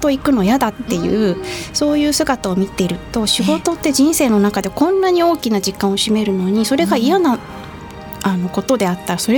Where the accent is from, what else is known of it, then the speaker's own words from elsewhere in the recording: Tagajō, Miyagi, Japan; moved away as an adult; also born or lived in Sendai / Canada / Tokyo / Morioka; now in Nishitokyo, Japan; その後5歳ぐらいの時に多賀城市っていう少し郊外のはい、あの町に引っ越しまして、えー、でそこは本当にもう家の裏に山があったりとか田んぼの中を通って小学校に通ったりとかそういう環境だったので